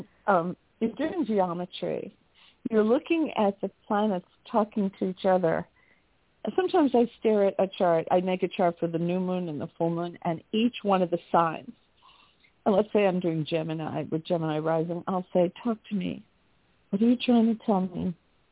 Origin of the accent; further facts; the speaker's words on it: New York City, New York, United States; I grew up in Manhattan.